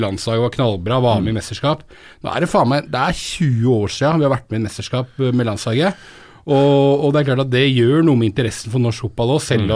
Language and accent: Norwegian; Romerike, Akershus, Norway; also born or lived in Telemark; jeg vokste opp på Romerike, jeg òg.